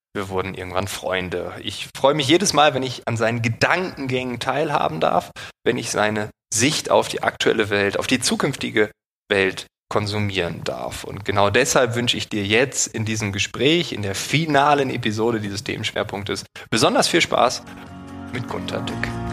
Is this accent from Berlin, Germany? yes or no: yes; Berlin, Germany; als Berliner Bürger